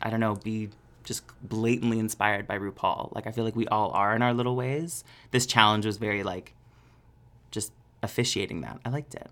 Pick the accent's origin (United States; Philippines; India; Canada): Canada; Peterborough, Ontario; moved away; did a show in Peterborough for my hometown for the first time since being on Canada's Drag Race